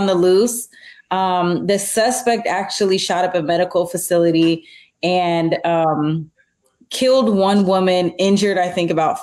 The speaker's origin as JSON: {"language": "English", "country": "United States", "said": "being an American"}